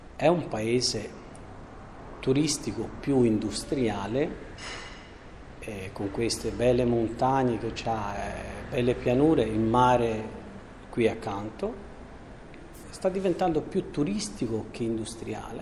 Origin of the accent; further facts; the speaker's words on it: Albania; moved away as an adult; also born or lived in Siena, Italy; siamo venuti in Albania, siamo sposati in una chiesa del mio paese